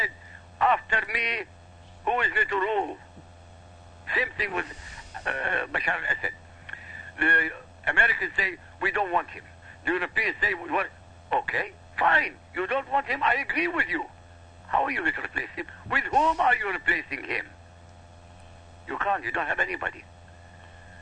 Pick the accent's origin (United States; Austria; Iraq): Iraq; I come from Iraq, we have nothing